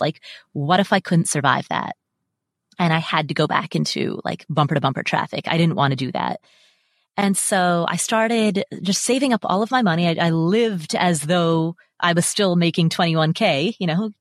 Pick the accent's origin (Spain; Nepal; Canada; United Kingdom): Nepal; Kathmandu, Bagmati; also born or lived in Atlanta, United States; now in Las Vegas, United States; So I'm Nepalese. I was born in Kathmandu.